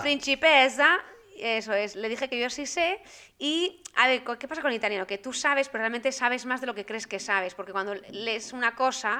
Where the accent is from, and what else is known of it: Spain; moved away as an adult; now in Brussels, Belgium